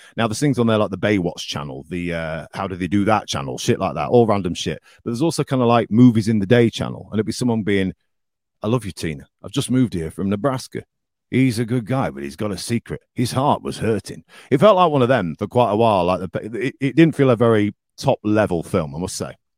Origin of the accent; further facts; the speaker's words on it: the north of England, United Kingdom; accent: northern; moved away; my accent the next day was well northern